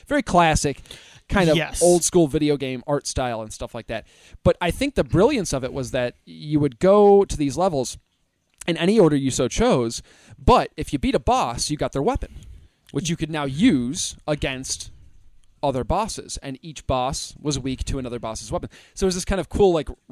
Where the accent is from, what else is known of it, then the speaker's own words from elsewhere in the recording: United States; us American folk